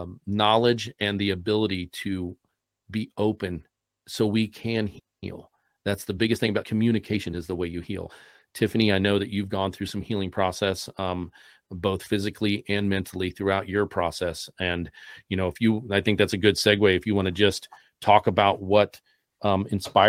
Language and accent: English; Columbus, Ohio, United States; I'm from Columbus, Ohio